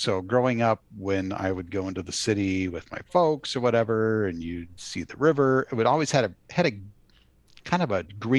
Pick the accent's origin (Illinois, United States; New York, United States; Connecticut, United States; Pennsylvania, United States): Illinois, United States; Chicago; I often think of growing up in Chicago.